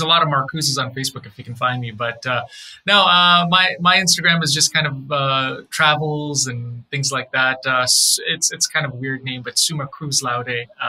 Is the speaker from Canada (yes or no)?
yes; Canada; Favorite drink. I'm a Canadian, so Tim Hortons Ice Caps.